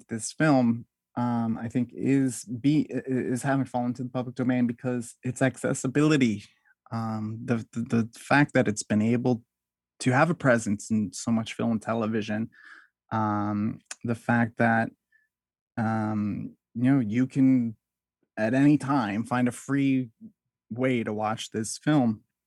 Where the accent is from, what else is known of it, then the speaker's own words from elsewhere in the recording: United States; when it comes to being an American